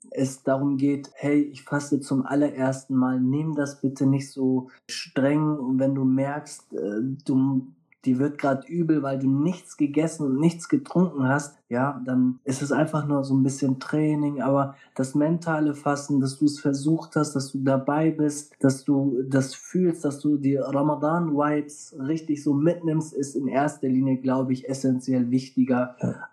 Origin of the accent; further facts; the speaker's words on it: North, Germany; Ich komme hier aus dem Norden.